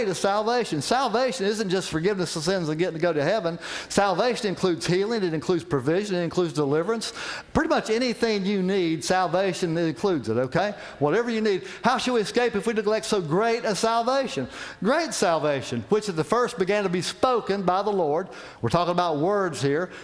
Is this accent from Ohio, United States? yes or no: no; West Virginia, United States; moved away; I'm from West Virginia